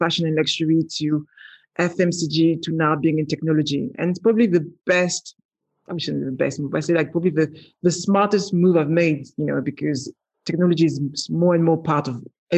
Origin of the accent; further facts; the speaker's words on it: Paris, Île-de-France, France; accent: French; English is a second language; moved away as an adult; now in London, United Kingdom; born in Paris, not with a silver spoon in my mouth. You know, I grew up in the ghetto of Paris and moved to London